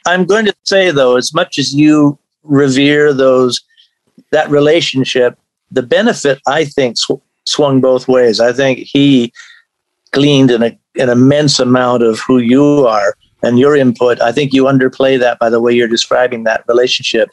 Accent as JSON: {"language": "English", "country": "Canada", "moved": "as an adult", "lives_now": "Indiana, United States", "said": "I'm actually Canadian, but my daughters live here in Indiana, so I moved down to be closer to them."}